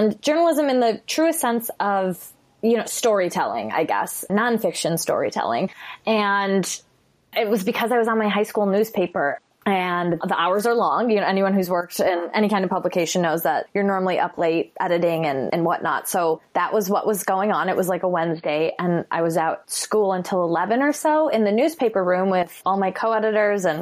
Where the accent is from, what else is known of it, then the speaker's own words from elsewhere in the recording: Chicago, Illinois, United States; I'm from Chicago